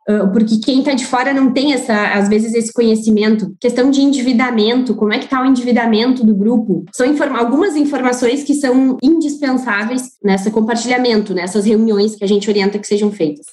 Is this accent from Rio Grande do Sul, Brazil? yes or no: yes; Porto Alegre, Rio Grande do Sul, Brazil; moved away as an adult; now in Cuiabá, Brazil; Eu sou gaúcha, natural de Porto Alegre